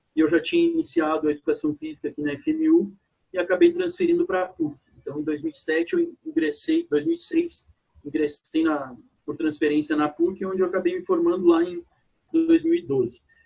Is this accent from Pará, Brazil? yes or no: no; Porto Alegre, Rio Grande do Sul, Brazil; moved away as an adult; also born or lived in Caxias do Sul; now in São Paulo, Brazil; sou natural de Rio Grande do Sul, Porto Alegre